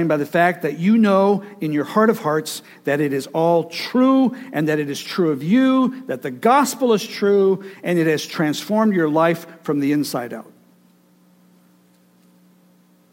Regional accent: Michigan, United States; the fruit orchards and the vineyards where I grew up in Michigan

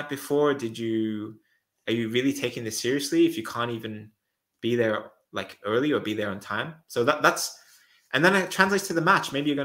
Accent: Australia; also born or lived in Netherlands; now in Switzerland; I'm Australian

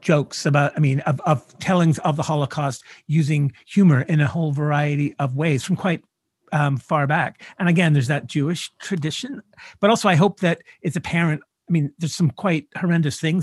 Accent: Canada; me as a Canadian writer

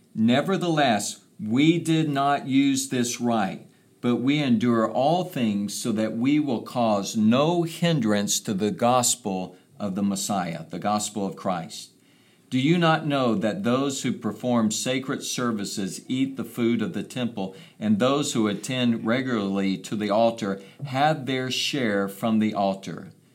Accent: United States; coming from a place like America

